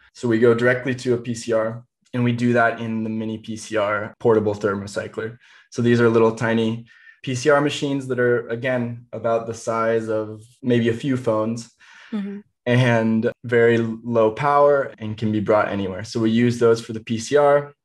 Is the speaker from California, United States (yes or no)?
no; Indiana, United States; going out into the woods where I grew up in Indiana.